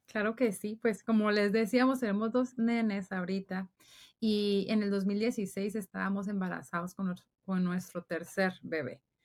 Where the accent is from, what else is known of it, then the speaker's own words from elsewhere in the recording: Guatemala; moved away as an adult; now in Dallas, United States; yo soy de Guatemala